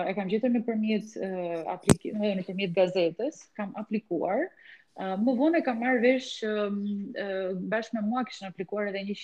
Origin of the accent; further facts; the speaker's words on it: Korçë, Korçë County, Albania; moved away as an adult; now in Tirana, Albania; studimet e larta i kam bërë në në qytetin tim të lindjes në Korçë